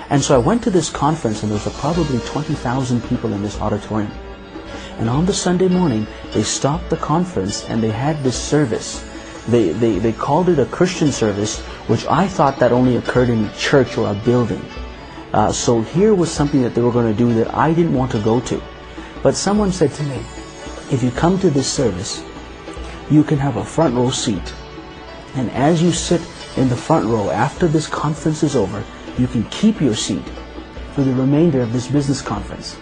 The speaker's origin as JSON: {"language": "English", "country": "Pakistan", "tie": "born or raised there", "moved": "yes", "said": "I was born in Pakistan, and I grew up as a Muslim."}